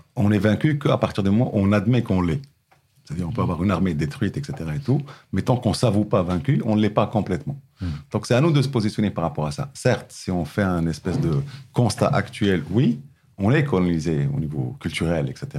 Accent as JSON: {"language": "French", "country": "Morocco", "tie": "born or raised there", "moved": "as an adult", "said": "quand j'ai quitté le Maroc la première fois, j'avais 23 ans, j'avais jamais voyagé avant à l'extérieur du Maroc"}